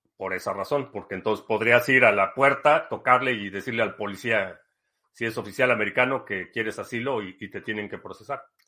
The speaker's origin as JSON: {"language": "Spanish", "country": "Mexico", "also_born_or_lived": "Mexico City / Spain", "moved": "as an adult", "lives_now": "United States", "said": "yo siendo mexicano que está acá en Estados Unidos"}